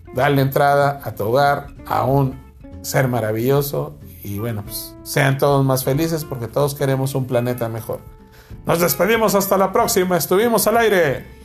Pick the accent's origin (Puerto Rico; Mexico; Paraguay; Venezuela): Mexico; somos mexicanos